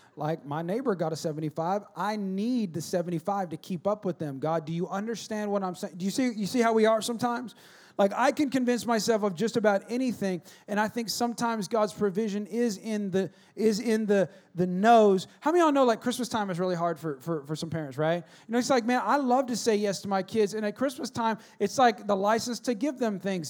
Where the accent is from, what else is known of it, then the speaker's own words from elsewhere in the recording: California, United States; now in Texas, United States; I grew up in California, so I didn't grow up with snow at all